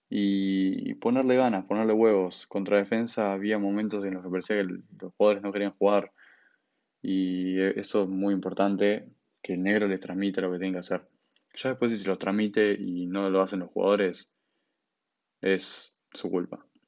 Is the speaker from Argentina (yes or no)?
yes; Buenos Aires, Argentina; soy de Buenos Aires, nunca viví en Rosario y aunque sea de Buenos Aires y ser porteño